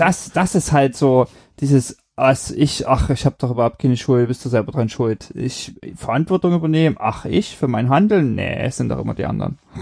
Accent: Germany; moved away; in Deutschland äh, und bin dann da auch in meiner alten Heimat und so immer ganz gern gefahren

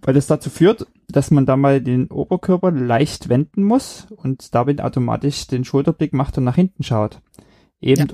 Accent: Germany; moved away; in Deutschland äh, und bin dann da auch in meiner alten Heimat und so immer ganz gern gefahren

